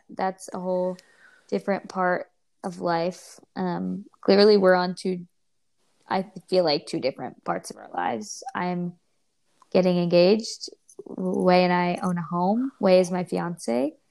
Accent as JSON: {"language": "English", "region": "New York", "country": "United States", "moved": "yes", "lives_now": "California, United States", "said": "we're originally from New York."}